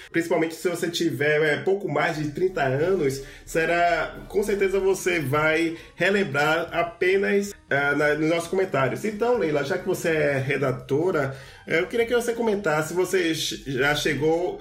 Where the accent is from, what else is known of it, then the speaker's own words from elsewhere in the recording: Salvador, Bahia, Brazil; eu sou aqui de Salvador